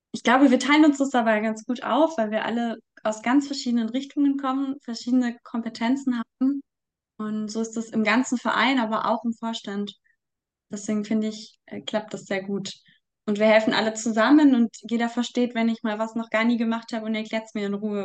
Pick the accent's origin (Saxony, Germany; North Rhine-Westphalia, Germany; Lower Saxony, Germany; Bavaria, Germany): Bavaria, Germany; Munich; ich komme aus Großhadern, aus dem Stadtteil, in dem Solidarität mit Waisen gegründet wurde